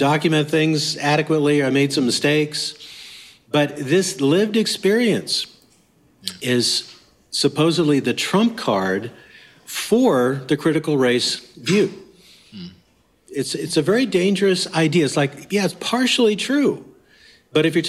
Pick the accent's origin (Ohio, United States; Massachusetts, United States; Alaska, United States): Alaska, United States; Anchorage; I'm from Anchorage, Alaska